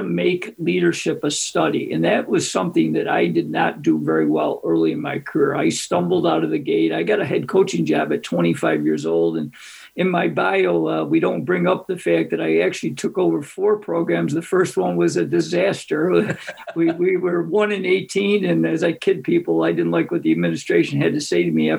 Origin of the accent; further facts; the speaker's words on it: Greece, New York, United States; my hometown of Greece, New York